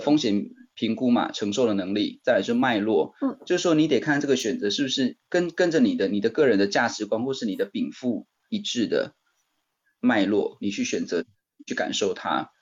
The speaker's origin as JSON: {"language": "Chinese", "town": "Taichung", "country": "Taiwan", "tie": "born or raised there", "also_born_or_lived": "Chiayi / Beijing", "moved": "as an adult", "said": "我就打包了行李回到台中，我老家在台中"}